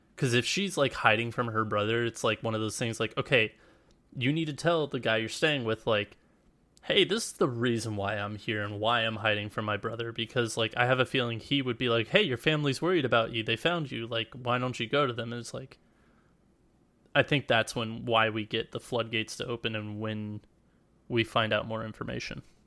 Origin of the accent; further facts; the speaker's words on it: United States; we're both American